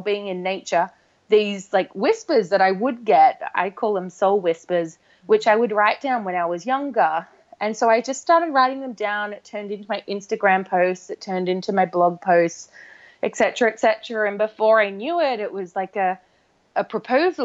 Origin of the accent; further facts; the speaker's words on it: Australia; now in London, United Kingdom; I'm from Australia originally